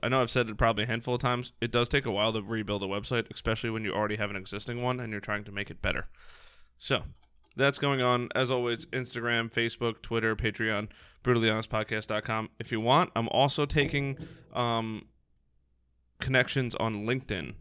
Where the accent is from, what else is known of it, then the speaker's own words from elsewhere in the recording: New York, United States; we're from New York, so we talk really, really, really fast